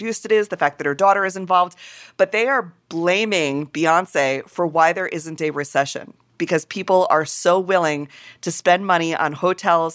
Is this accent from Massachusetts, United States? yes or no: no; Shelton, Connecticut, United States; I, too, hail from the Nutmeg State